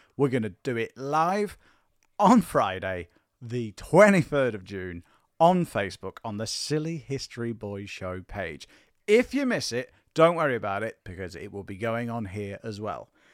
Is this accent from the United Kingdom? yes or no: yes; England, United Kingdom; I'm uniquely qualified as a Welshman, as I was born, raised, and have lived my entire life in England